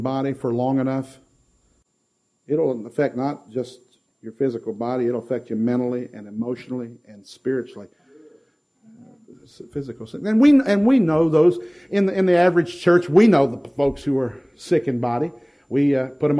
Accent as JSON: {"language": "English", "region": "Ohio", "country": "United States", "tie": "born or raised there", "moved": "as an adult", "lives_now": "Nashville, United States", "said": "born and raised in Ohio before moving to take the position in Nashville"}